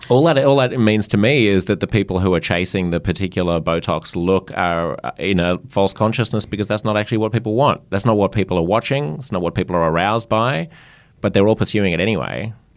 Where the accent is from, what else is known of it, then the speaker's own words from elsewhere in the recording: Australia; I'm French Australian